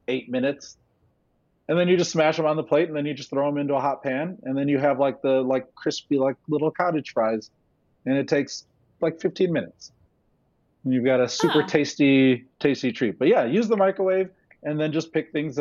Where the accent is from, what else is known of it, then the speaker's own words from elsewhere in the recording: United States; I'm not from Jamaica. I was born here and raised here, but I was raised by Jamaicans.